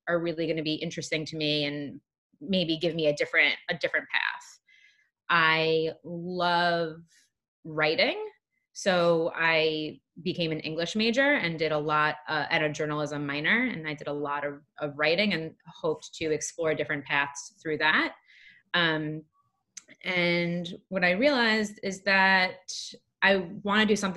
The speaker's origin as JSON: {"language": "English", "area": "Long Island", "region": "New York", "country": "United States", "tie": "born or raised there", "also_born_or_lived": "Lehigh University, Pennsylvania", "accent": "Long Island", "moved": "as an adult", "lives_now": "New York City, United States", "said": "I originally grew up on Long Island. So if you haven't heard it yet in my voice, you will at some point. The Long Island will come out."}